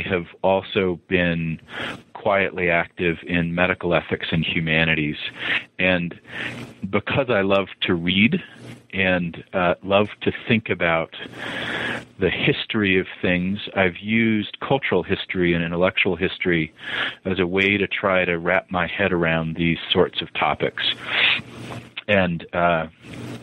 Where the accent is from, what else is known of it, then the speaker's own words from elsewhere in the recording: Montana and Utah, United States; moved away as an adult; also born or lived in the South, United States / Boston, Massachusetts; now in Utah, United States; I am a child of the Rockies. I was born in the South, but didn't last long there as my family moved to Montana. And then was an adolescent in Utah and then moved to Boston